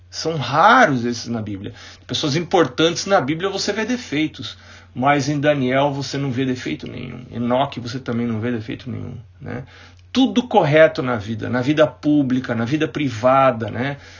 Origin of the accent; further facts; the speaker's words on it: Itapecerica da Serra, São Paulo, Brazil; igreja onde eu cresci, um menino, que foi a igreja do Unasp, ah, Campus um, né? É, ali em Itapsirica da Serra